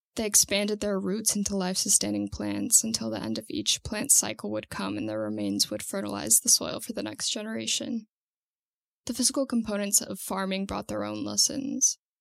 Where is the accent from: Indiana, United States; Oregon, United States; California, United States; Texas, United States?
California, United States; Santa Cruz; I'm 23 years old and I'm from Santa Cruz, California